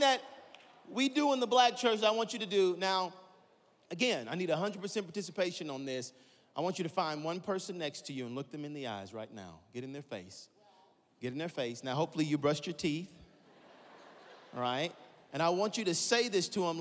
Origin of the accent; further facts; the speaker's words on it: Atlanta, Georgia, United States; I'm from Atlanta, Georgia